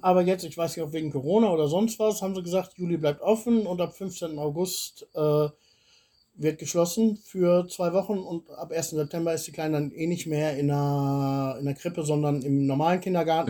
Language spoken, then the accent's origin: German; Swabia, Baden-Württemberg, Germany; now in Bulgaria; jetzt komme ich aus der Ecke